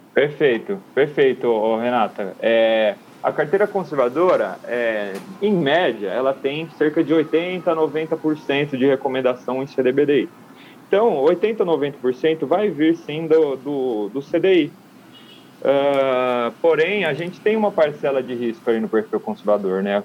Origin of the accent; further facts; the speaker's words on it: São Carlos, São Paulo, Brazil; moved away; São Carlos, minha terra natal